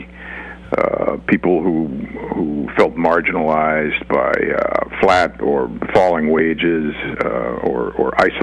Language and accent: English; Boston, Massachusetts, United States; I'm from Boston and Massachusetts, a blue state